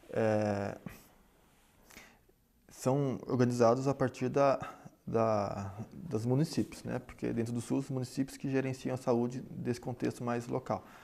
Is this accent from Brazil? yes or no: yes; São Paulo, Brazil; Sou de São Paulo, voltei para São Paulo e aqui comecei a pensar, afinal, onde é que eu vou trabalhar.